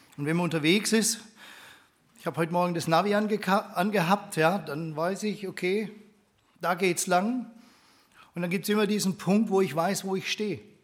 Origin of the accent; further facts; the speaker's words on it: Steinenbronn, Baden-Württemberg, Germany; also born or lived in Stuttgart; Bin gebürtiger Stuttgarter, aber da habe ich noch nicht so viel mitgekriegt damals. Bin aufgewachsen in einem kleinen Ort in Steinenbronn